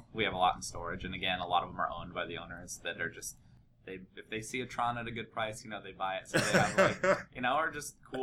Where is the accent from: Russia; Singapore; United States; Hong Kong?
United States; The Dalles, Oregon; also born or lived in Walla Walla, Washington / East Coast / Portland, Oregon; I grew up in the Dalles, Oregon, which is an hour east of Portland